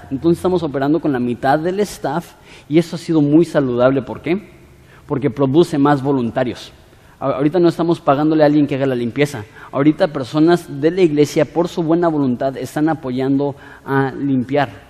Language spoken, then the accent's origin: Spanish; Ensenada, Baja California, Mexico; Somos ciudadanos de Ensenada